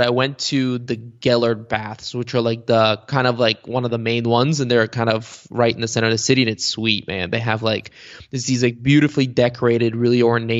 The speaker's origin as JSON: {"language": "English", "country": "Bulgaria", "tie": "born or raised there", "first_language": "bg", "second_language": "English", "said": "when you're growing up in Bulgaria, because, you know, Bulgarian is spoken by what, like 7 million people."}